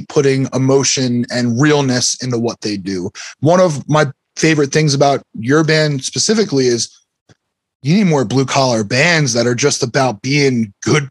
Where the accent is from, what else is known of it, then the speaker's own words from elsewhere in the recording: Bucks County, Pennsylvania, United States; I grew up out here in Bucks County